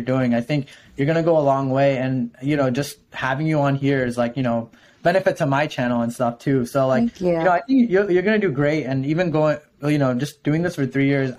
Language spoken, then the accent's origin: English; New Jersey, United States; I'm from Jersey